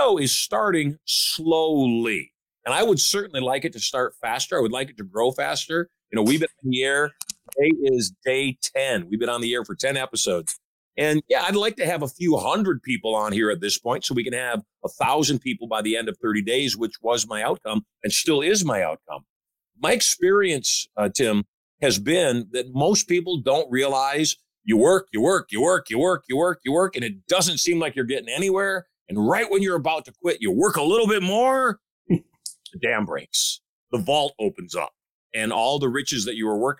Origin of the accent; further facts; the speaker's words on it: Michigan, United States; I grew up in Michigan. I know what the culture of Michigan is